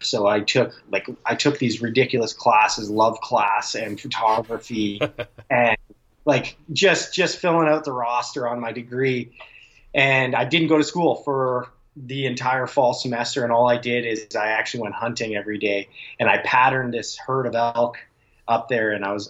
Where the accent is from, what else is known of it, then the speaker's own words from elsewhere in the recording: Calgary, Alberta, Canada; And I grew up in Calgary, so I go back out there every summer